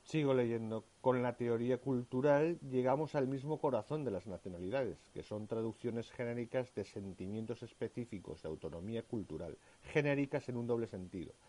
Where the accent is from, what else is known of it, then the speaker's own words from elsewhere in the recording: Valencian Community, Spain; yo soy valenciano